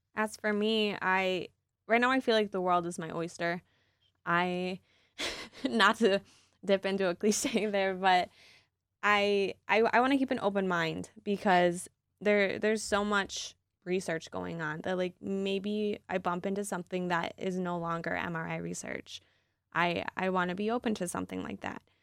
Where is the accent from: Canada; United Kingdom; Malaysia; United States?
United States; East Lansing, Michigan; I grew up in East Lansing